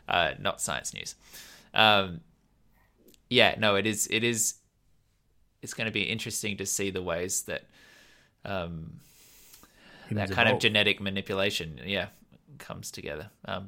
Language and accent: English; Australia; accent: Australian; Why? Do you think my Australian accent is still very Australian?